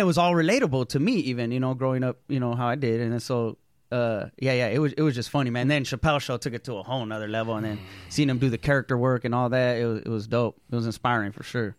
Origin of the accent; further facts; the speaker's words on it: Oxnard, California, United States; moved away as an adult; also born or lived in San Fernando Valley, California / San Francisco, California; now in Los Angeles, United States; I was born in the in, in San Fernando Valley, mm-hmm. and then I mostly grew up in Ventura County, though, like Oxnard, okay. Camarillo area, Ventura